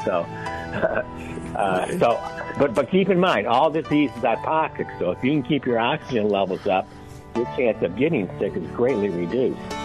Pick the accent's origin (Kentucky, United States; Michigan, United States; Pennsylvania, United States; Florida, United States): Michigan, United States; moved away as an adult; now in Santa Barbara, United States; I'm actually from Michigan. I now live in Santa Barbara, California